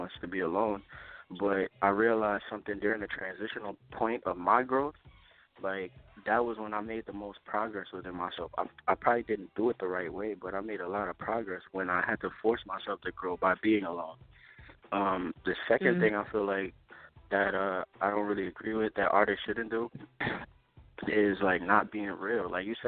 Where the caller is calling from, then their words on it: Columbus, Ohio, United States; I'm calling from Columbus, Ohio.